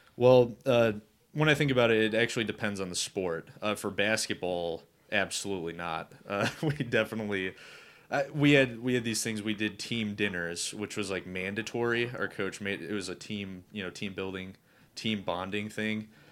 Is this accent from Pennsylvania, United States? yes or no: no; Cleveland, Ohio, United States; this kid from Cleveland. and I have my accent